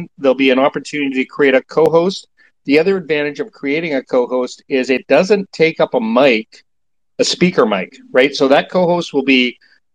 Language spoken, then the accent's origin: English; Canada; I'm a Canadian too